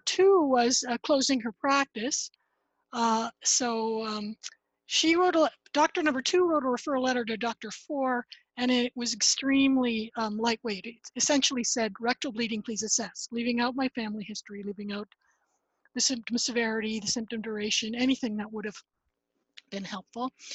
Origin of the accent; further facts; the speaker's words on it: Ottawa, Ontario, Canada; now in Nova Scotia, Canada; I grew up in Ottawa, Ontario, Canada